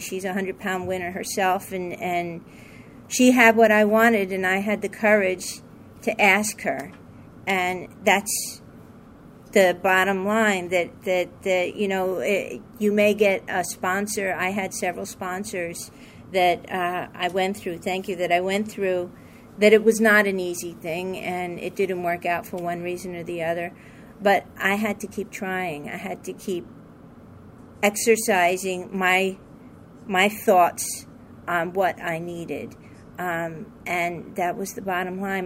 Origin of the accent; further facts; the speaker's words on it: New York, United States; I'm from New York